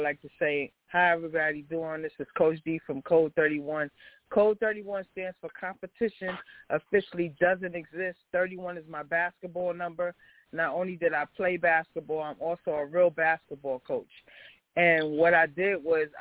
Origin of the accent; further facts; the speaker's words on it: New York City, New York, United States; I'm from Southside Jamaica, Queens.